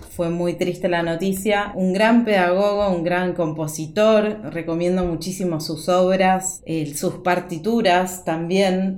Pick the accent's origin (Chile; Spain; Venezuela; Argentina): Argentina; also born or lived in Buenos Aires; como argentina en Buenos Aires, donde vivo